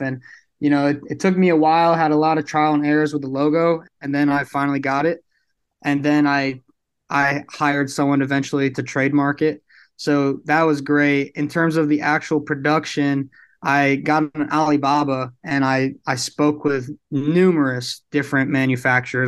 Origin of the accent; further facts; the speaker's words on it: New York City, New York, United States; moved away as an adult; now in Houston, United States; I'm actually from Brooklyn, New York, so I'm not too far from P A.